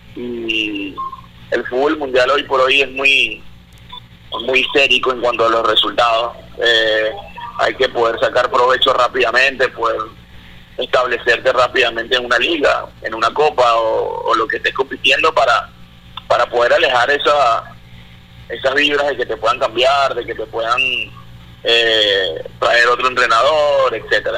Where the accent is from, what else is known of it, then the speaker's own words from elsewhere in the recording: Venezuela; also born or lived in Panama; como venezolano